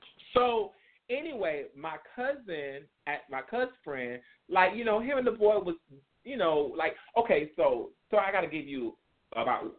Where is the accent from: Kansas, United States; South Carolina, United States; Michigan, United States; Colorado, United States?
South Carolina, United States; growing up in South Carolina